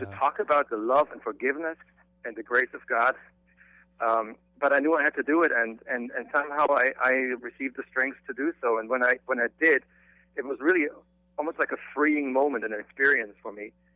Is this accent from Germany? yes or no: yes; Germany; moved away; I grew up in Germany